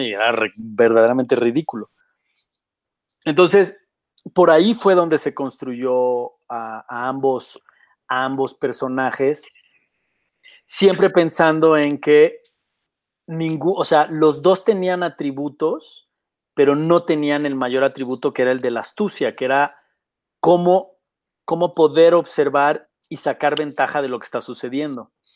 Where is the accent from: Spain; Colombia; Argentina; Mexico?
Mexico; Yo crecí en la CTM